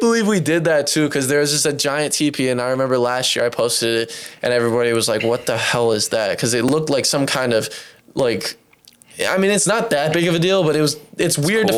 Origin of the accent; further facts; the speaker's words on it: Michigan, United States; we're from Michigan